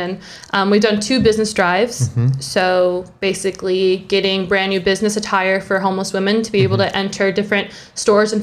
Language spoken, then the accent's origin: English; Vallejo, California, United States; moved away as an adult; also born or lived in New York; I grew up in the Bay Area, mm-hmm. Born and raised in Vallejo